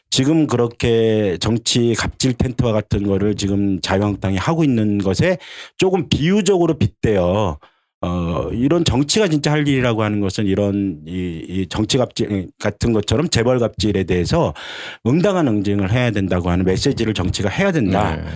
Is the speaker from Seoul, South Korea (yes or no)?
yes; Seoul, South Korea; 유일한 아마 서울 토박이가 니까